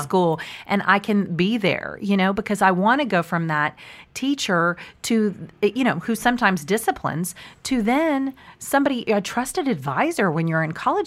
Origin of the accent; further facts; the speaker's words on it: Park Cities, Texas, United States; I grew up in the Park Cities, but actually now I live more like Preston Royal